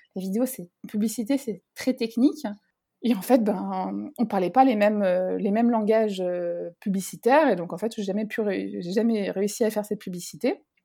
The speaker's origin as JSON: {"language": "French", "country": "France", "said": "je viens de France"}